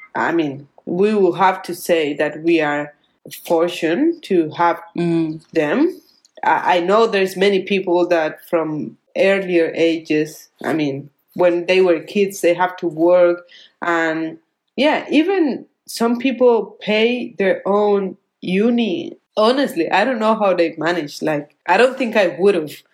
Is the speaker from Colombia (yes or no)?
yes; Colombia; English is a second language; moved away as an adult; now in Australia; I'm living now in Australia and I'm getting pesos from Colombia